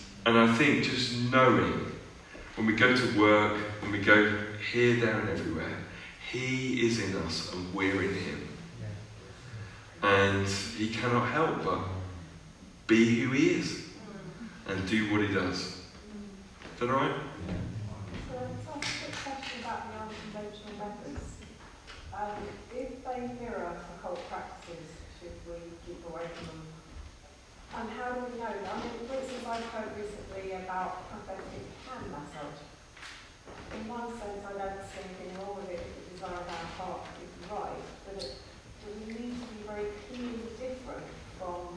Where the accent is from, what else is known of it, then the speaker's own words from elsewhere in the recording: United Kingdom; as British, you know, European people